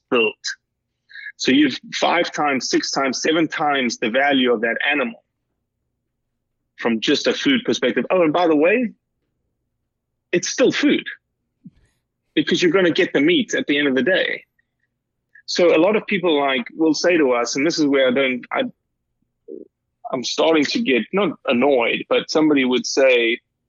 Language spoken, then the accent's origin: English; Johannesburg, Gauteng, South Africa; moved away; I was sort of raised in Johannesburg, South Africa, 8.5 million people.